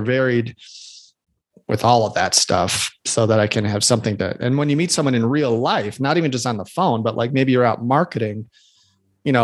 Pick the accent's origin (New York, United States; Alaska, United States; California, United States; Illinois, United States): Illinois, United States; Chicago; I'm from Chicago